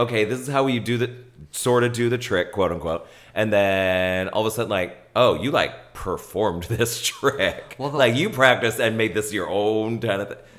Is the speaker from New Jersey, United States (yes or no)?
no; Ohio, United States; I'm from Ohio, and I love Nina West because I'm from Ohio.